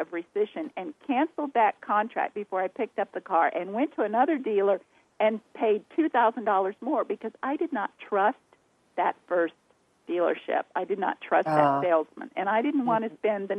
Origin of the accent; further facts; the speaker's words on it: the South, United States; accent: Southern drawl; people can tell by the way we talk. We're from the South